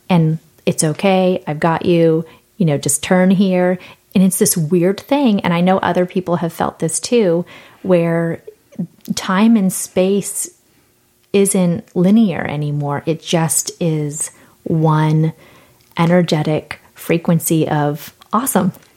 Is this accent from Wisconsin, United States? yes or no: no; San Diego, California, United States; I'm from San Diego.